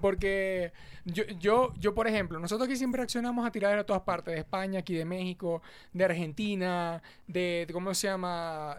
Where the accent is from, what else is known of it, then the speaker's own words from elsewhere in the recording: Maracucho, Zulia, Venezuela; como venezolanos en general, aunque uno sea maracucho.